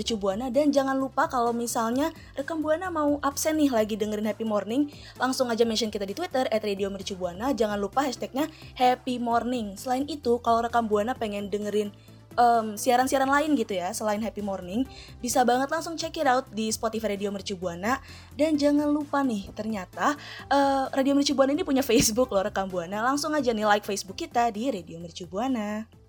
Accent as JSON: {"language": "Indonesian", "area": "Betawi", "region": "Jakarta", "country": "Indonesia", "said": "Gue juga orang Betawi"}